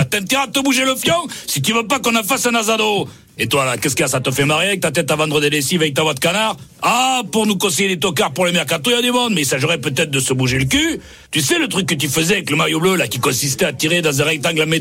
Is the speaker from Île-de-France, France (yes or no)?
no; Marseille, Provence-Alpes-Côte d'Azur, France; vous, croyez, que je viens d'où moi Moi je viens de Marseille, gros. Moi je suis Marseillais, moi.